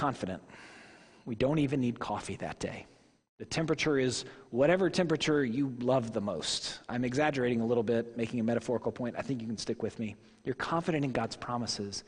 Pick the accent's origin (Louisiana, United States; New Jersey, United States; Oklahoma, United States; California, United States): Oklahoma, United States; Tulsa; born or raised there; moved away